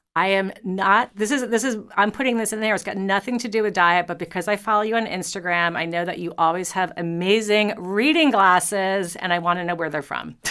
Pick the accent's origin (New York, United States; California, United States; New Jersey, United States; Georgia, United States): New York, United States; I'm a New Yorker